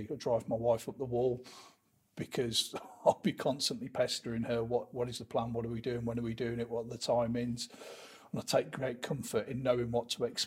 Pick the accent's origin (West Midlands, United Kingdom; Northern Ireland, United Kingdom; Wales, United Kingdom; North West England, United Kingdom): West Midlands, United Kingdom; Leamington Spa; born and bred in Leamington Spa